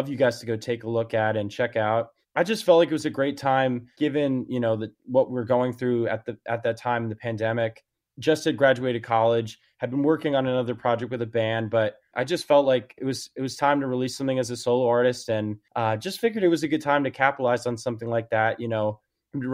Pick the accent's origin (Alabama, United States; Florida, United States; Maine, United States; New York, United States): New York, United States; outside New York City suburbs, United States; moved away as an adult; now in Nashville, United States; I grew up in New York, right outside New York City in the suburbs